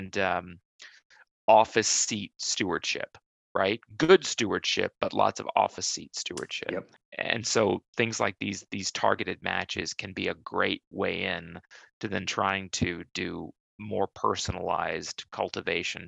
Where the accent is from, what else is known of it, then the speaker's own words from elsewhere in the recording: Minnesota, United States; moved away; food bank in my hometown is Second Harvest Heartland